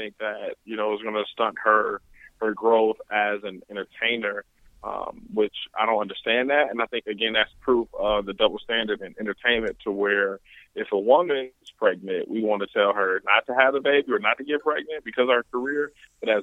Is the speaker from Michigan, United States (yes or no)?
yes; Flint, Michigan, United States; of Flint, Michigan.